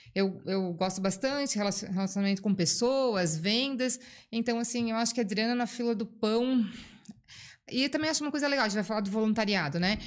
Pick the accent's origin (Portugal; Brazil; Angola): Brazil; Blumenau, Santa Catarina; Eu nasci em Blumenau, é, sempre hum, estudei, morei aqui, fui fazer estudar fora um tempo, né? Para línguas tal, mas voltei